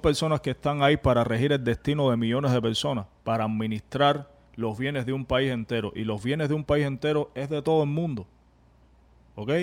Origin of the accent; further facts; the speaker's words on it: Cuba; now in United States; venimos de Cuba